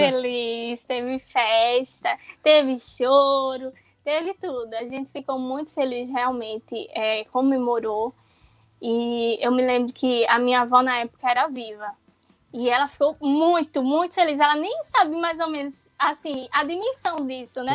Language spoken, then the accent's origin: Portuguese; Pernambuco, Brazil; sou do estado de Pernambuco